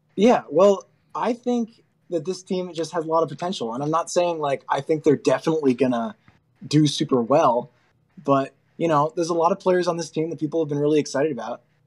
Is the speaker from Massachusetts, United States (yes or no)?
yes; Groton, Massachusetts, United States; I'm from Central Mass, from, I'm from Groton